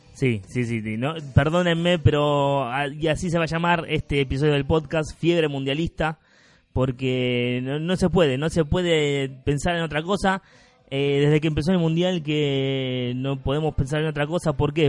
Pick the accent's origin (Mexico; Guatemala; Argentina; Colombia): Argentina; Porque somos argentinos, porque somos latinoamericanos